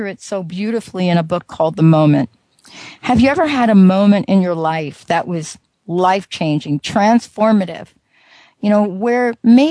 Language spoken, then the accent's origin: English; New Jersey, United States; I'm actually from Jersey